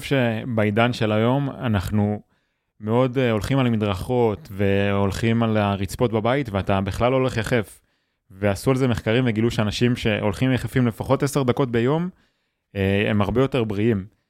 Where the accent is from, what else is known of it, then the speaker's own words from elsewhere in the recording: Yotvata, Southern District, Israel; נולדתי בקיבוץ